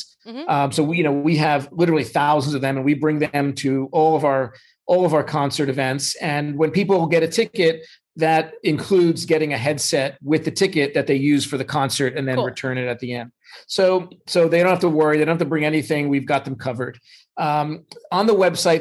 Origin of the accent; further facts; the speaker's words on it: New York, United States; now in Los Angeles, United States; I'm originally from New York